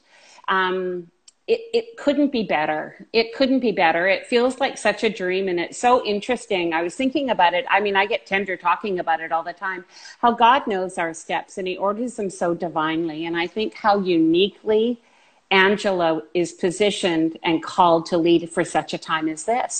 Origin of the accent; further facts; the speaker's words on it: Vancouver, British Columbia, Canada; Born here, lived here all my life.